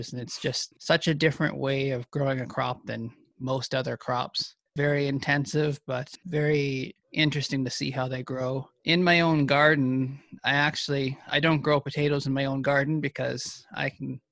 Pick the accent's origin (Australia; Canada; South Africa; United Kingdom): Canada; Ontario; moved away as an adult; also born or lived in Manitoba; now in Alberta, Canada; I grew up in Ontario on a corn and soybean farm